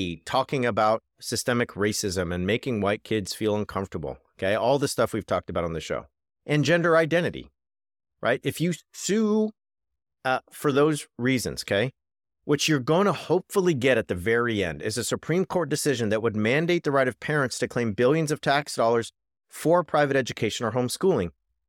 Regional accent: California, United States; my home state of California

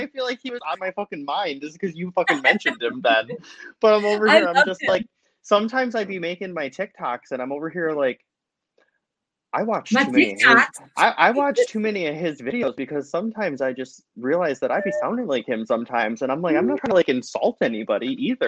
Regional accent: Wisconsin, United States; accent: northern; a northern accent is a fucking thing. And of course I have one. Because it's where I'm fucking born and raised

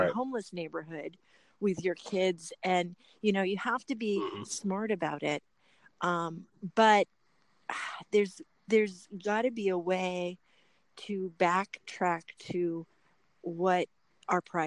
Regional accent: Los Angeles, California, United States; I come from Los Angeles

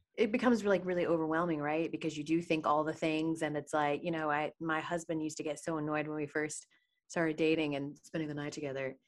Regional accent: Atlanta, Georgia, United States; moved away; in Atlanta, my hometown

